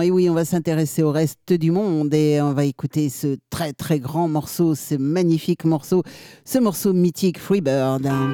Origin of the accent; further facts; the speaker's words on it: Tours, Centre-Val de Loire, France; c'est mon, c'est mon bled, c'est chez moi